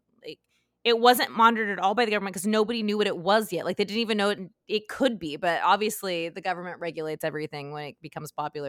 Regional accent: Utah, United States; I'm from Utah.

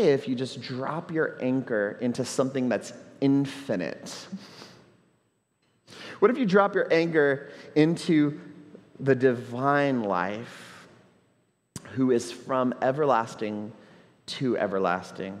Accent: Houston, Texas, United States; now in Puerto Rico; I grew up in Houston

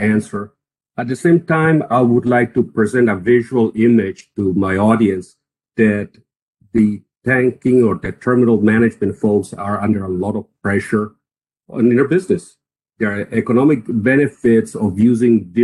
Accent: Costa Rica; moved away as an adult; also born or lived in Texas; now in United States; I started in Costa Rica. I'm from Costa Rica

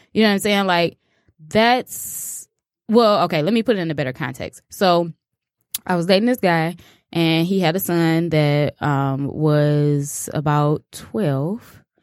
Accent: Chicago, Illinois, United States; I'm from Chicago

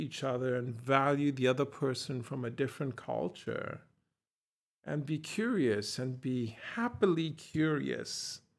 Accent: Ghana; I said, from Ghana. And he said, oh, great.

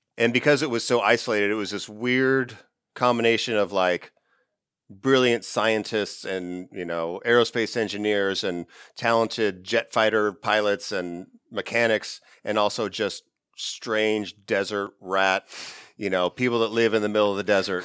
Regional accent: Ridgecrest, California, United States; I grew up in a small town in the high desert of California called Ridgecrest

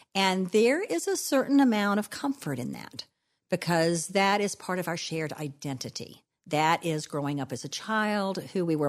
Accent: DeRidder, Louisiana, United States; now in New Orleans, United States; I am a child of the South. I grew up in DeRidder, Louisiana, and I still live in New Orleans, Louisiana

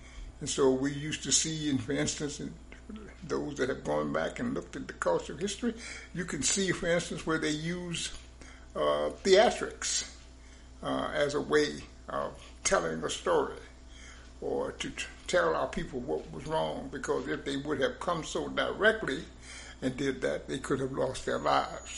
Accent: the South, United States; moved away; I was born in the South. I was born in this stuff.

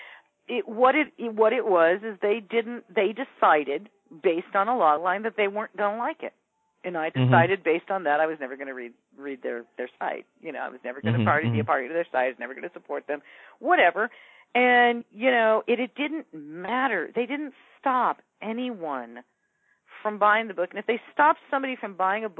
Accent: Ventura, California, United States; I grew up in Ventura, which is, you know, a beach town an hour north of L.A.

